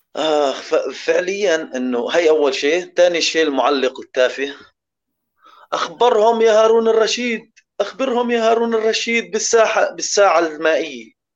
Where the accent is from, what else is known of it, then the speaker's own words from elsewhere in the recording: Syria; انا سوري